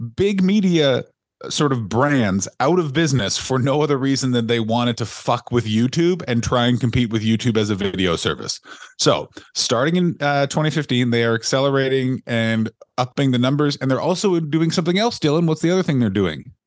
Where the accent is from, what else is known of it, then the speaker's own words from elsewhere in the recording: Canada; moved away; also born or lived in London, United Kingdom; I'm Canadian